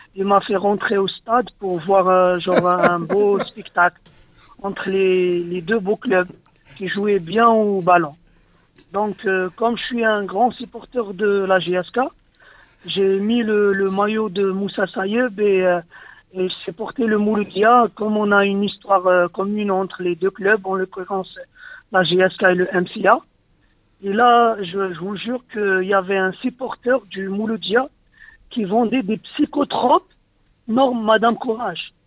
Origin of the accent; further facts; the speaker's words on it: Médéa, Médéa Province, Algeria; now in France; je suis pas de Blida et je suis de Médéa